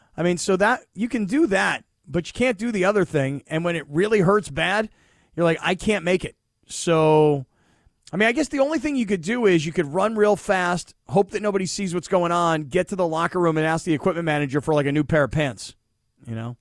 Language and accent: English; Florida, United States; moved away as an adult; also born or lived in Pittsburgh, Pennsylvania; I was a kid from Florida.